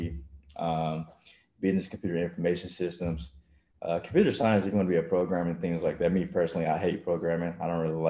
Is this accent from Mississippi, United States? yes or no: yes; Mississippi, United States; moved away as an adult; now in Texas, United States